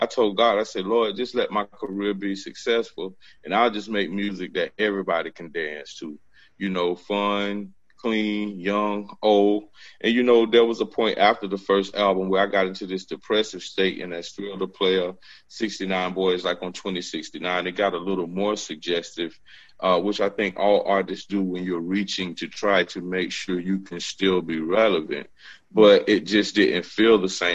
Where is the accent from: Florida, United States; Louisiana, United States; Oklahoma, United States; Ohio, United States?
Florida, United States; Jacksonville; I'm from Jacksonville